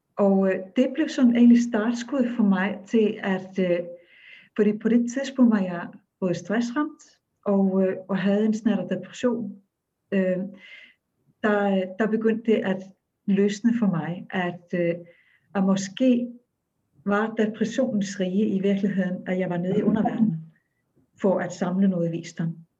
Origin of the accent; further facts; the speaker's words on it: Akureyri, Northeastern Region, Iceland; Danish is a second language; moved away; jeg er født og opvokset i Island